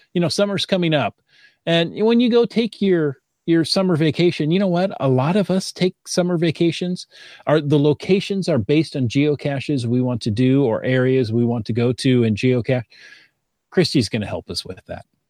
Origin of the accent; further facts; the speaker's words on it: Perrysburg, Ohio, United States; moved away; I grew up in Perrysburg, which is, you know, right across the river